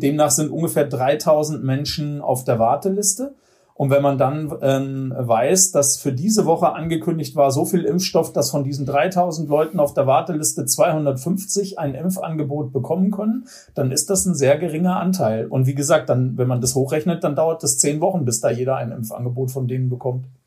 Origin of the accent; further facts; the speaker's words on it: Northern Germany, Germany; now in Oberreitnau, Germany; ich stamme ja aus Norddeutschland